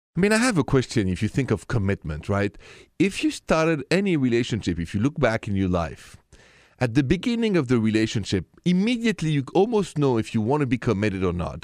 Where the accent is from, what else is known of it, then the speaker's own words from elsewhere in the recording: Paris, Île-de-France, France; accent: French; My accent is French, straight from Paris